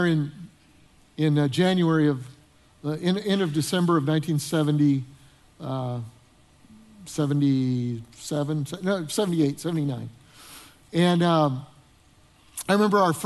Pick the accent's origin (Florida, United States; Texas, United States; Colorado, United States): Colorado, United States; Denver; moved away as an adult; also born or lived in Northern Illinois; Debbie and I grew up in Denver, Colorado